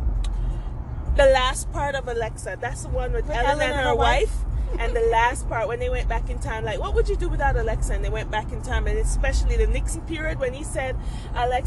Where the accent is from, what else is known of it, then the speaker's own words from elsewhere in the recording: Jamaica; me never stop be Jamaican